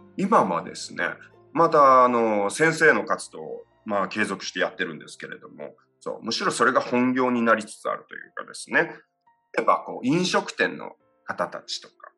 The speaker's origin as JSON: {"language": "Japanese", "town": "Yame", "region": "Fukuoka", "country": "Japan", "tie": "born or raised there", "also_born_or_lived": "United States", "moved": "as an adult", "said": "八女市にある北屋っていう喜びが多いっていうんですけどここの、えー、造り酒屋の一族の人間として生まれ育ちまして"}